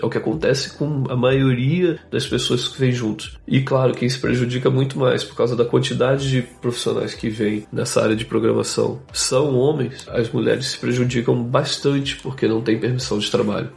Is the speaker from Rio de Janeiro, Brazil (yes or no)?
yes; Rio de Janeiro, Brazil; moved away as an adult; also born or lived in Boston, United States; now in West Coast, United States; Eu cresci no Rio de Janeiro